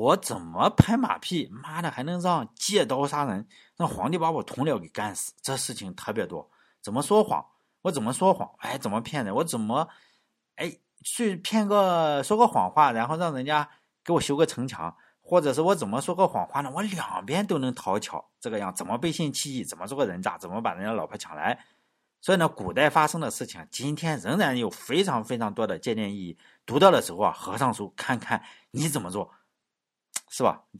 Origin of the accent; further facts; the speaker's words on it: China; 说中国人啊，我们中国人是一个友善的民族。